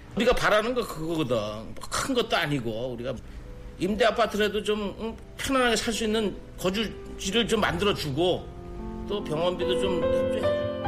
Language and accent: Korean; Yanggu, Gangwon, South Korea; now in Seoul, South Korea; 제가 이제 고향이 강원도 그 양구